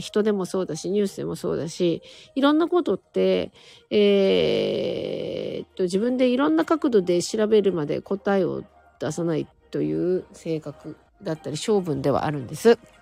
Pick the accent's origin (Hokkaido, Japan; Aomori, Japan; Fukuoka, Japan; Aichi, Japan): Hokkaido, Japan; Sapporo; moved away; 札幌はですね、私札幌なんですけど